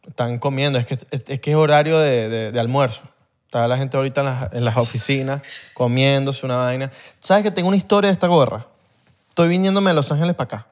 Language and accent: Spanish; Venezuela; somos venezolanos